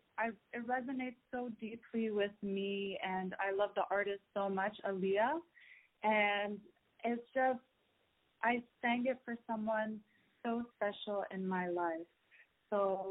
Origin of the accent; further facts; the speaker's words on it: Toronto, Ontario, Canada; I'm from Toronto, Canada. I have a Middle Eastern background